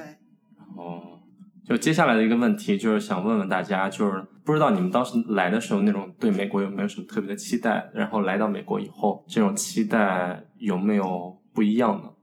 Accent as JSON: {"language": "Chinese", "region": "Hunan", "country": "China", "also_born_or_lived": "Beijing", "moved": "as an adult", "lives_now": "United States", "said": "我是来自湖南的一个，呃，比较小的一个县城"}